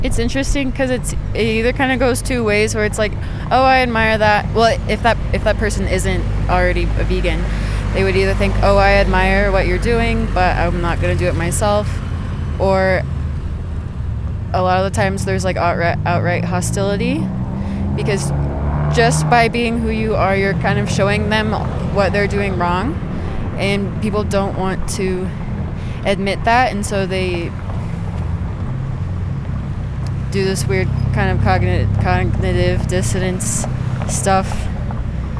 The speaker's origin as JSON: {"language": "English", "country": "United States", "moved": "yes", "lives_now": "Guatemala", "said": "I am from the United States."}